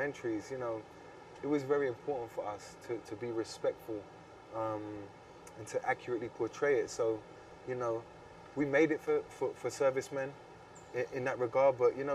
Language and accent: English; United Kingdom; I'm obviously British